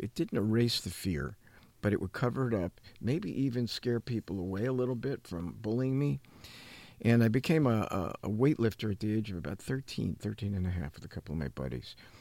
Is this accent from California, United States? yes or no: no; New Jersey, United States; growing up in New Jersey